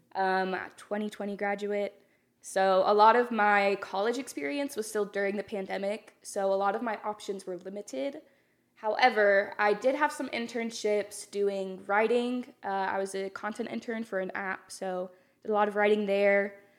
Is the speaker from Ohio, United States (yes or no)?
no; North Texas, United States; I'm from North Texas, small town.